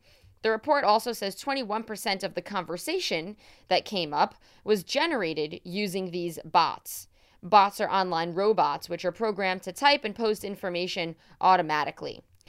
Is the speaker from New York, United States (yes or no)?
yes; New York City, New York, United States; moved away as an adult; now in Tel Aviv, Israel; today it is coming out of New York City because I am back in my hood. I am back in my hometown.